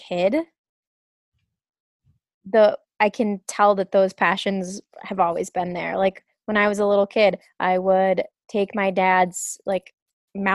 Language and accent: English; Grand Rapids, United States; moved away; the house that I grew up in Grand Rapids